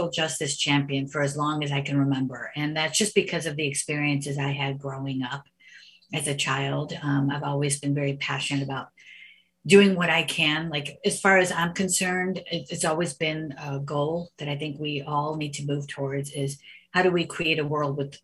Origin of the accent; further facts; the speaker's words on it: United States; growing up as the only Indian family in an all Italian neighborhood